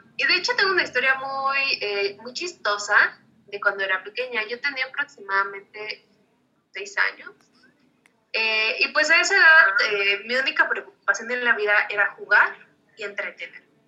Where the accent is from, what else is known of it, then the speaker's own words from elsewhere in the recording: Mexico; para nosotros como mexicanos